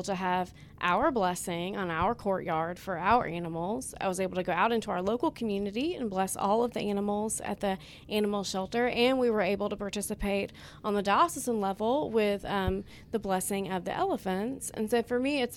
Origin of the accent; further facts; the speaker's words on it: Alabama, United States; also born or lived in Texas; now in Oklahoma, United States; I am from Alabama. I came here from Texas